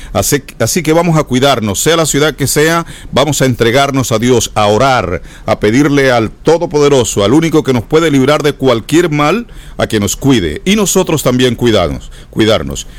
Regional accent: San Jacinto, Bolívar, Colombia; now in United States; allá en San Jacinto, mi tierra querida

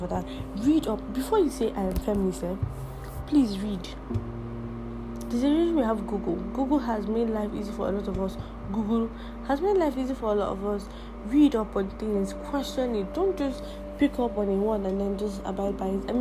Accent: Nigeria; English is a second language; I, as a Nigerian

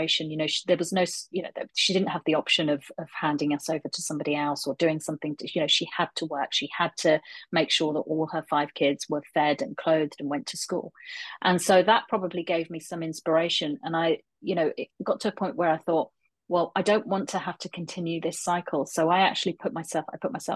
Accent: London, United Kingdom; now in Aberdeen, United Kingdom; I was born and brought up in London

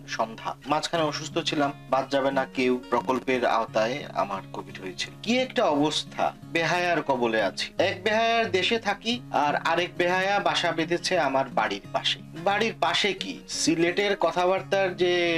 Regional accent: Sylhet, Sylhet Division, Bangladesh; now in United Kingdom; শাহজালাল ইউনিভার্সিটির একদম পাশেই আমার বাড়ি

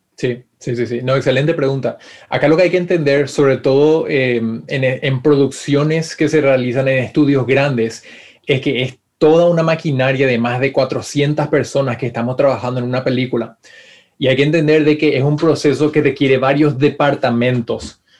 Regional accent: Paraguay; moved away as an adult; also born or lived in Florida, United States; now in California, United States; extraño Paraguay, extraño a mi familia, a mi gente

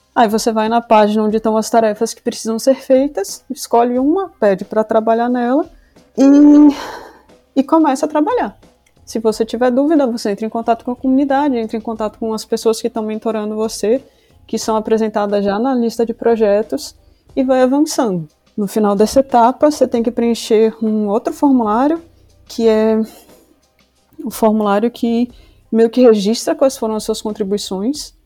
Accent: Salvador, Bahia, Brazil; moved away as an adult; also born or lived in Rio Grande do Sul; now in Porto, Portugal; eu sou do Rio Grande do Sul, embora eu tenha vivido a maior parte da minha vida em Salvador. Atualmente eu moro em Portugal, na região do Porto

